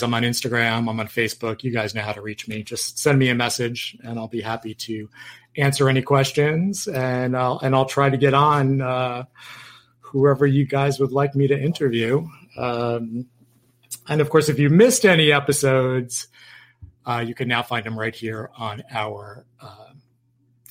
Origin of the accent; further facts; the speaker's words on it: Yonkers, New York, United States; moved away; I'm from New York